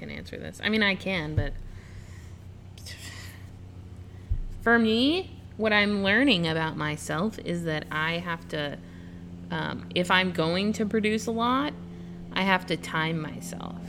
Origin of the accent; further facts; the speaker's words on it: Colorado, United States; also born or lived in California / Washington; now in Indianapolis, United States; I grew up in Colorado, so we had corn festivals and country dances and country swing and all that stuff.